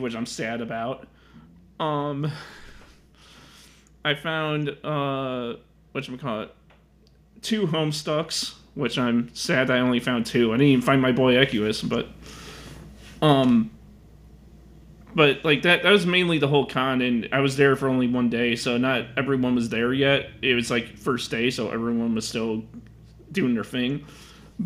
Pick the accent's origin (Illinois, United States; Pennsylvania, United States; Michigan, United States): Illinois, United States; Chicago; I'm from Chicago